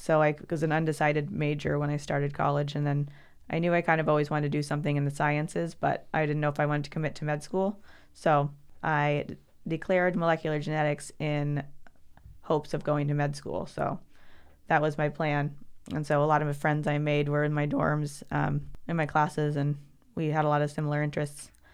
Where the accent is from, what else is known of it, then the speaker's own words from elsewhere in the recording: Alaska, United States; also born or lived in Oregon; I was born in Oregon, but, um, grew up as a, as a child in Alaska.